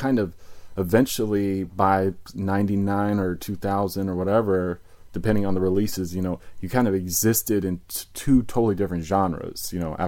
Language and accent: English; Virginia, United States; now in New York City, United States; I grew up in Virginia.